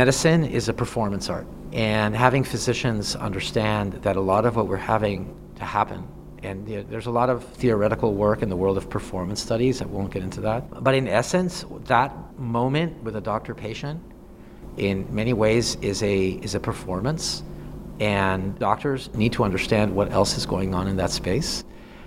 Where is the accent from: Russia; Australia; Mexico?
Mexico; now in Chicago, United States; I'm originally from Mexico